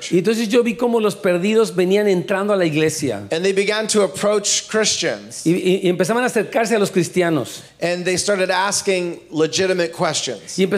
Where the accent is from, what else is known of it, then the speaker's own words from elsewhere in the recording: Houston, Texas, United States; Down south, I'm from Houston, Texas, y'all.